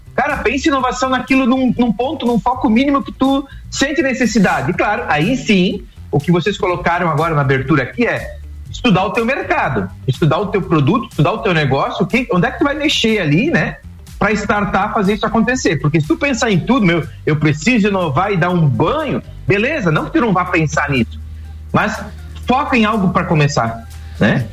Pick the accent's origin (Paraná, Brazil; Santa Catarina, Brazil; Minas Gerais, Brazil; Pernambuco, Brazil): Santa Catarina, Brazil; Rio do Sul; aqui em Rio do Sul, porque eu tô em Rio do Sul, sou do Rio do Sul